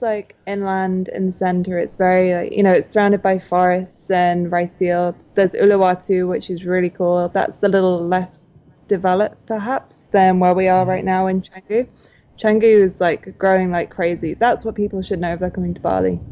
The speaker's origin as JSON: {"language": "English", "area": "outside of Manchester", "region": "North West England", "country": "United Kingdom", "tie": "born or raised there", "moved": "yes", "said": "My hometown is on a farm outside of Manchester. I'm not from a city at all"}